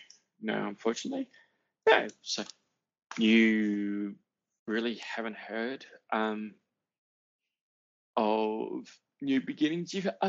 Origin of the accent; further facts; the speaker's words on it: El Segundo, California, United States; No. I'm from El Segundo.